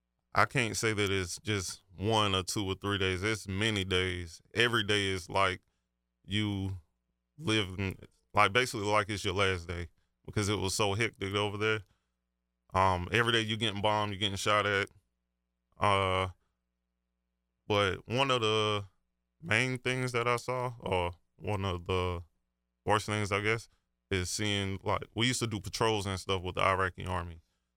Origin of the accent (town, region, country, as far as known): Marion, South Carolina, United States